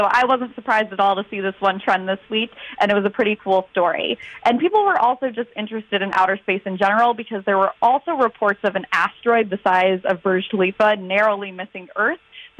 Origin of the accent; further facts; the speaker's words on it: Southeast Michigan, United States; moved away; because I'm actually originally from Southeast Michigan.